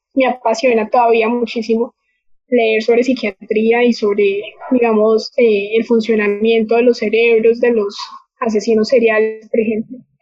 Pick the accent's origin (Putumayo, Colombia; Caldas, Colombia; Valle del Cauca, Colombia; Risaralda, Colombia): Caldas, Colombia; Manizales; moved away as an adult; now in Bogotá, Colombia; soy de Manizales, y vivo en Bogotá hace ya dos años